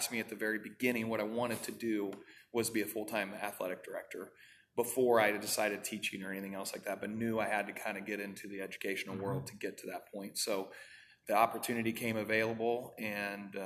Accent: Oskaloosa, Iowa, United States; I'm from Oskaloosa originally

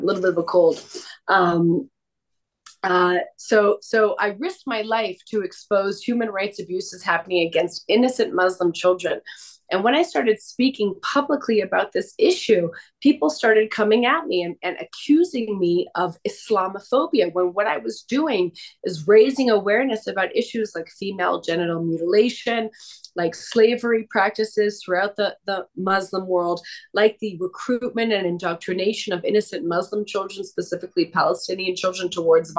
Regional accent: Canada; I was born and raised in Canada.

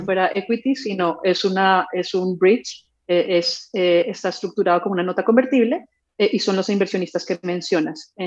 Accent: Colombia; yo soy colombiana

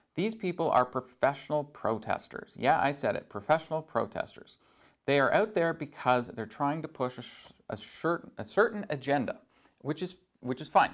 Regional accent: Barrie, Ontario, Canada; now in Sault Ste. Marie, Canada; I grew up just outside of Barrie

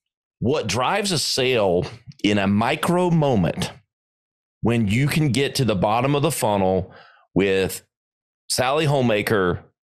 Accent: the South, United States; I grew up in the South, a little BLT sandwich with some Dukes on it.

